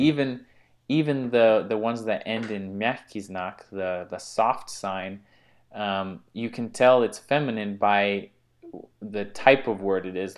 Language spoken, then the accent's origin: English; United States; I'm American